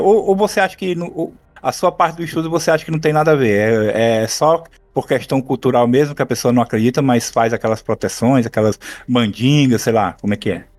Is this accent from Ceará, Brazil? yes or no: yes; Ceará, Brazil; eu, na minha infância, aqui no Ceará, nos anos 80